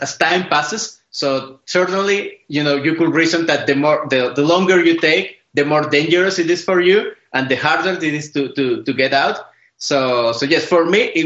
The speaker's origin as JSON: {"language": "English", "country": "Venezuela", "tie": "born or raised there", "also_born_or_lived": "Japan", "moved": "as an adult", "said": "I am Venezuelan. I was born and raised in Venezuela until 2006."}